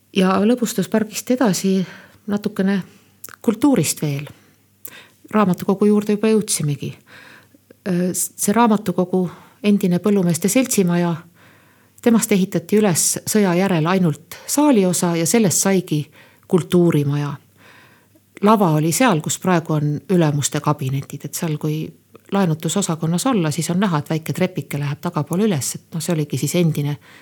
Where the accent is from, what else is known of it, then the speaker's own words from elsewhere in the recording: Põltsamaa, Jõgeva County, Estonia; olen pärit Põltsamaa kihelkonnast ja noh, nagu olen korduvalt siin öelnud, et äh, lapsepõlvemälestusi Põltsamaalt on üksjagu.